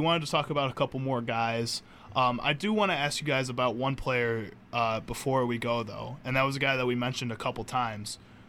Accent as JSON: {"language": "English", "region": "Wisconsin", "country": "United States", "tie": "born or raised there", "said": "growing up in Wisconsin"}